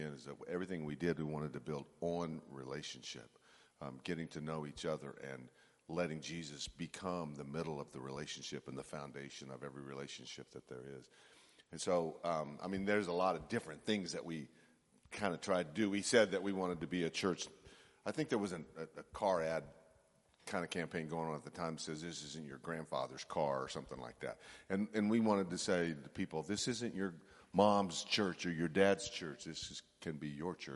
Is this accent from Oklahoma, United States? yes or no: yes; Oklahoma, United States; moved away as an adult; also born or lived in Canada; now in Eugene, United States; I'm from Oklahoma